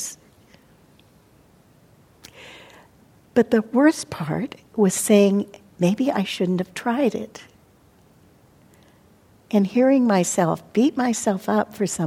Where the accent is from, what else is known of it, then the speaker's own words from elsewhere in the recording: Montana, United States; now in California, United States; as a child, I grew up in Montana where it did snow and we had icicles